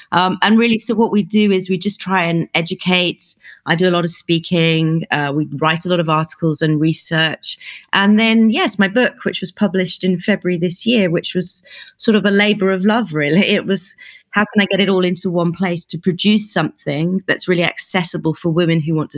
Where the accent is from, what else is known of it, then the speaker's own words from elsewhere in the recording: United Kingdom; accent: plummy British; moved away as an adult; also born or lived in New York / Beijing / Hong Kong; now in Middle East; I've lived and worked all over the world, so you can probably tell from my plummy British accent that I'm from the UK. But I left a long time ago.